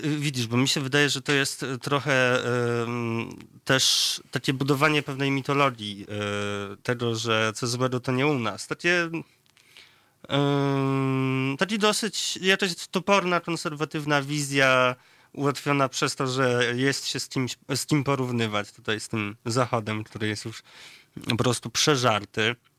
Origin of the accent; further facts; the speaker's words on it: near Ryki County, Lublin Voivodeship, Poland; powiatu ryckiego, y, bardzo niedalekiego zresztą moim rodzinnym stronom